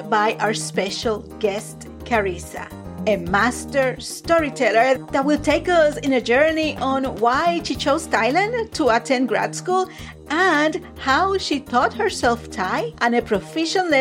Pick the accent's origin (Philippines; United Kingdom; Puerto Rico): Puerto Rico; moved away as an adult; also born or lived in Florida; I came from Puerto Rico to Florida at 21